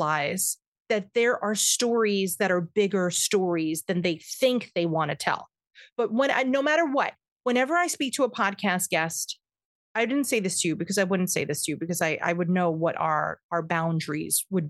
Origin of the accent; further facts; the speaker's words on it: New York, United States; I am a New Yorker